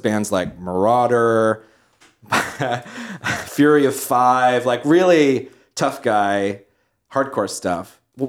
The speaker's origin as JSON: {"language": "English", "town": "Cheshire", "region": "Connecticut", "country": "United States", "tie": "born or raised there", "said": "Yeah. That's my hometown."}